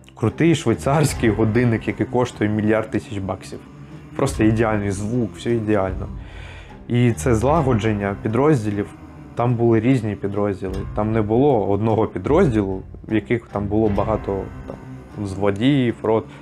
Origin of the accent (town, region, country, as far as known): Ukraine